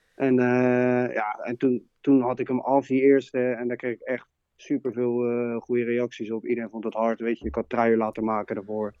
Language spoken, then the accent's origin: Dutch; Leiden, South Holland, Netherlands; from Leiden